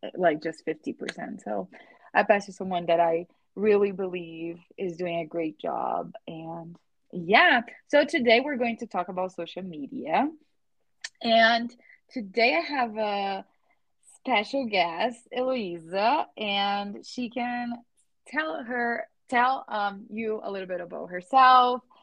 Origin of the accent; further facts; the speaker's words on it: Brazil; English is a second language; now in United States; we live in a, in the United States and we're from Brazil